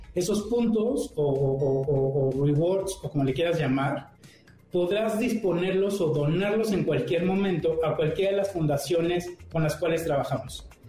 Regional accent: Morelia, Michoacán, Mexico; moved away as an adult; now in Mexico City, Mexico; vengo de Morelia llegué a la Ciudad de México hace unos años

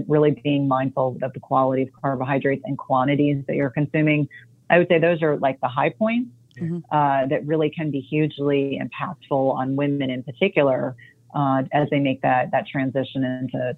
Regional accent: New Jersey, United States; moved away; I grew up in New Jersey

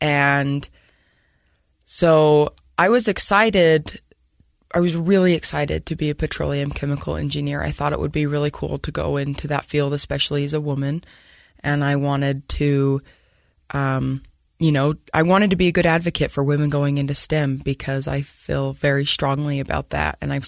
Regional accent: Centerville, Utah, United States; So I grew up in Centerville and I went to Viewmont High School

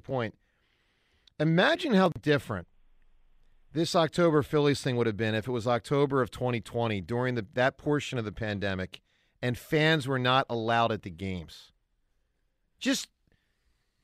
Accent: Willow Grove, Pennsylvania, United States; the Willow Grove Mall. It's my hometown mall.

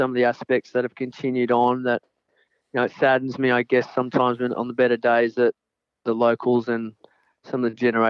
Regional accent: Narrabeen, New South Wales, Australia; we're from Narrabeen

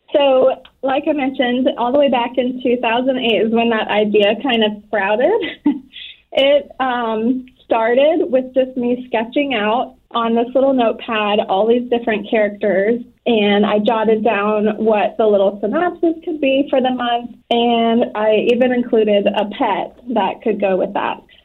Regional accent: Florida, United States; moved away as an adult; I'm from Florida and I ended up marrying into the military

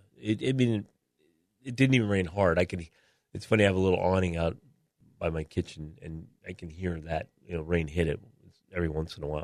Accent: Syracuse, New York, United States; now in San Diego, United States; I'm from Syracuse

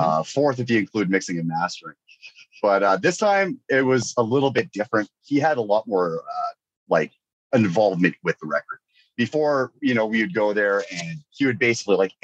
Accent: Northern British Columbia, Canada; I grew up in Northern BC

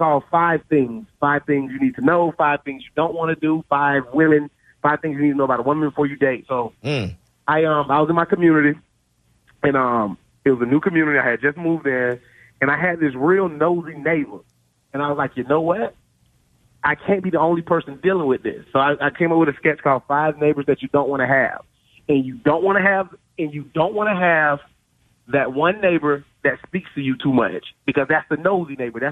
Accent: Florida, United States; I'm from Florida, black guy from Florida. I grew up on R&B and rap

